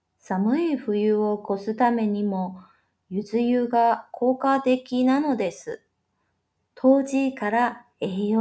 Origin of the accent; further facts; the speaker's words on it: Taiwan; 就在明天喽，我们台湾人都会来碗汤圆庆祝平安长了一岁。